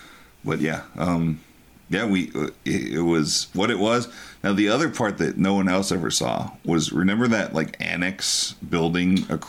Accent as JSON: {"language": "English", "region": "Texas", "country": "United States", "said": "I'm from Texas"}